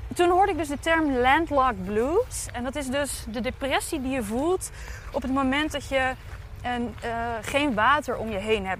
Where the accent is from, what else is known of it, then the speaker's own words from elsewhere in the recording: Dordrecht, South Holland, Netherlands; ik ben een schapenkop, want ik ben in Dordrecht geboren